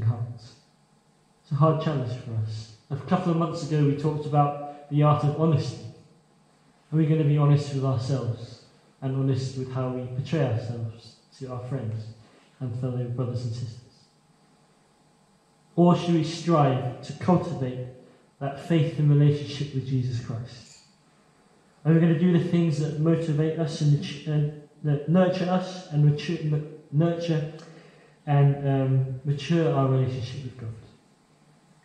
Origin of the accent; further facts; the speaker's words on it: China; moved away; I'm from China.